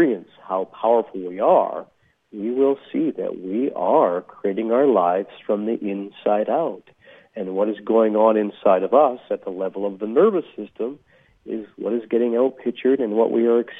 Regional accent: interior of British Columbia, Canada; And I grew up in the interior of British Columbia in Canada.

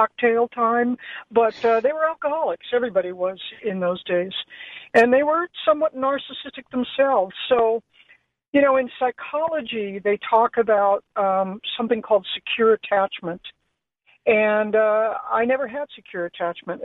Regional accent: Los Angeles, California, United States; And I grew up in Los Angeles in the 50s, 60s, and 70s.

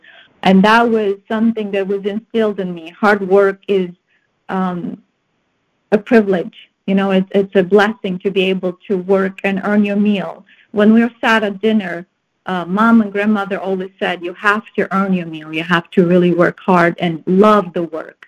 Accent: Moldova; moved away as an adult; also born or lived in Romania; now in United States; I was born and raised in the Republic of Moldova, which is in Eastern Europe

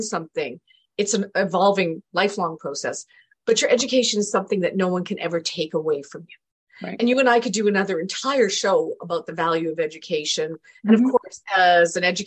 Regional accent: Canada; also born or lived in England; my parents moved to Canada when I was two

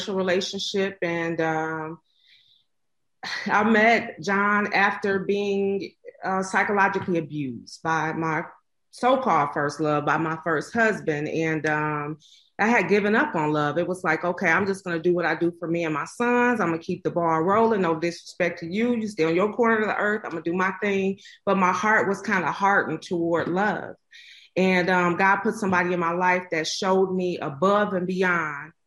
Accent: Detroit, Michigan, United States; out of Detroit, Michigan. Born and raised in Detroit

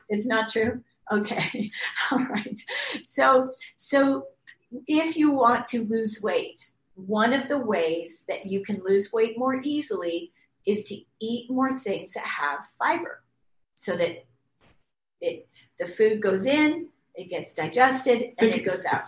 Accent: Canada; moved away; I grew up in Canada where wheat used to grow three feet high

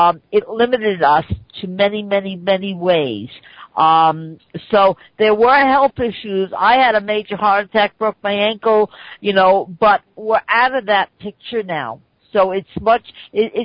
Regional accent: New York, United States; I'm from New York

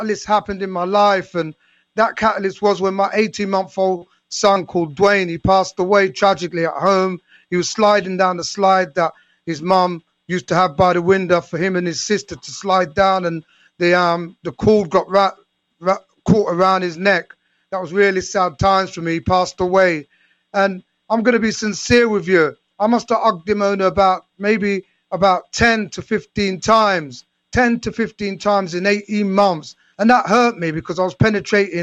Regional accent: London, United Kingdom; my story stems from growing up in London in the 70s with my mom and dad and five siblings

